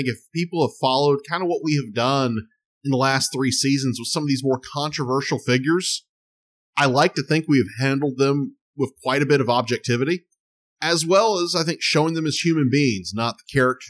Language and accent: English; North Carolina, United States; growing up in North Carolina